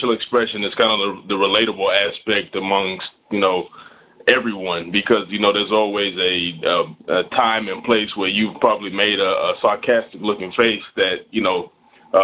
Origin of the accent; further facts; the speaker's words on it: New York City, New York, United States; now in Texas, United States; I'm originally from Brooklyn, New York. Moved to Texas about 10 years